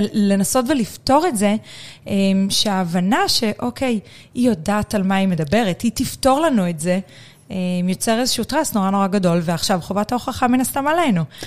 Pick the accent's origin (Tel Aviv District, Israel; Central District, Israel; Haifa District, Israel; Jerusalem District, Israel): Central District, Israel; Na'an; אני גדלתי, אני קיבוצניקית במקור